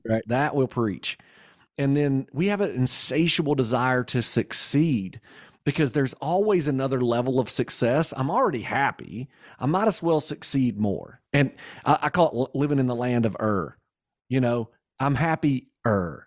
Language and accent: English; Kentucky, United States; I'm from Kentucky